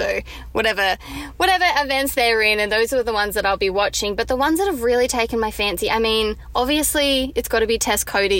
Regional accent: New South Wales, Australia; moved away as an adult; now in Melbourne, Australia; So I grew up in New South Wales. So I grew up South Sydney Rabbitohs, if that means much.

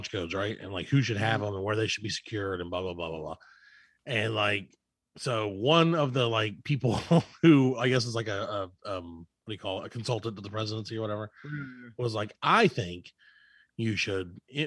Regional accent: the South, United States; we're from the South

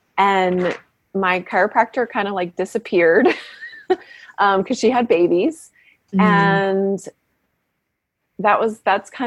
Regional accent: Washington, United States; moved away as an adult; also born or lived in Davenport, Iowa / Massachusetts / San Francisco, California; now in Berkeley, United States; And then we moved to Washington, and I grew up in various practices there. And worked in his office as a teenager.

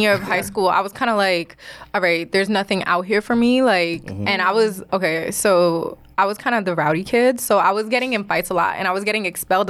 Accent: Middle Island, New York, United States; also born or lived in Queens, New York; I grew up in Long Island, yes.

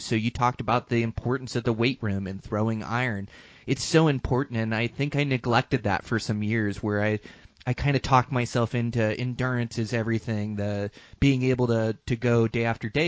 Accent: Montana, United States; my home state of Montana

